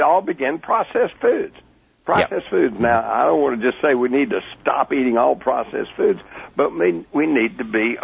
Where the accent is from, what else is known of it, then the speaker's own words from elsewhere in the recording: Texas, United States; I grew up in Texas. We had guns. We took guns to school